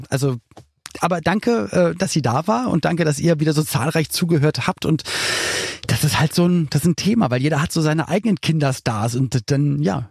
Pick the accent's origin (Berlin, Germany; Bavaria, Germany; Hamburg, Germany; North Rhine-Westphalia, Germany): Berlin, Germany; ich komme komm ja aus Berlin